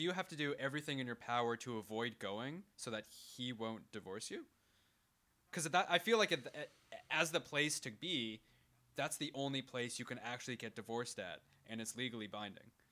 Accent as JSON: {"language": "English", "country": "Canada", "said": "we're Canadian, we don't have too many different accents"}